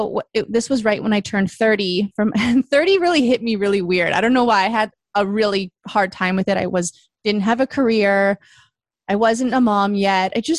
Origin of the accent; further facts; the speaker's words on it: Vancouver, British Columbia, Canada; moved away as an adult; also born or lived in Toronto; Then I moved home from Toronto to Vancouver